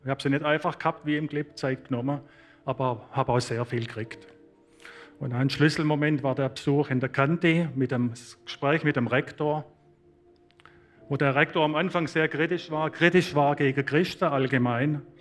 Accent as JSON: {"language": "German", "region": "Baden-Württemberg", "country": "Germany", "lives_now": "Switzerland", "said": "Ich bin kein Schweizer, ich bin ein schwäbischer"}